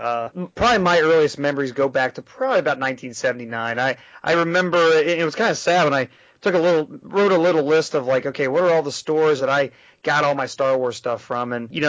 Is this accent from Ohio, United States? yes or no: yes; Cincinnati, Ohio, United States; I'm born and raised in Cincinnati, live here, you know, to this day.